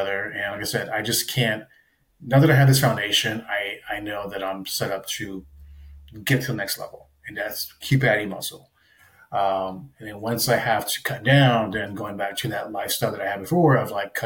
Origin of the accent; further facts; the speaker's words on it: South Texas, United States; growing up in South Texas